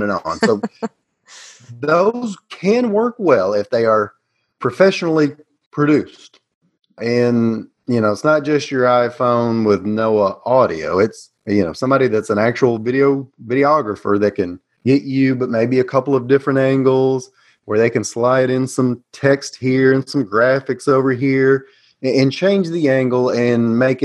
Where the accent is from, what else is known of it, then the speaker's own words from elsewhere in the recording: Tennessee, United States; accent: Southern; I am U.S.-based Tennessee